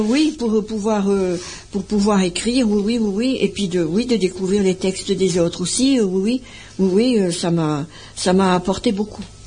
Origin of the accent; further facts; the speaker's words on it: Bollezeele, French Flanders, Hauts-de-France, France; also born or lived in Ubrook (nearby, French Flanders); je suis née au cœur de la Flandre, à Bolzel